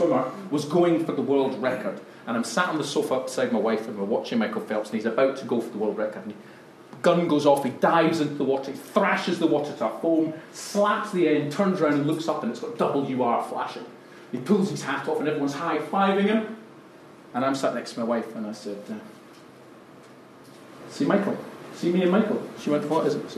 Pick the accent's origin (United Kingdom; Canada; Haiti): United Kingdom; Scotland; I'm Scottish after all